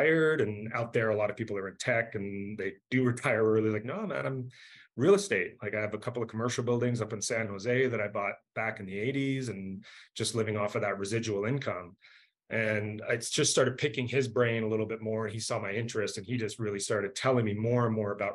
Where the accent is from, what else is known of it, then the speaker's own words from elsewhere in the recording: Canada; also born or lived in Southern California; now in Denver, United States; I'm from Canada originally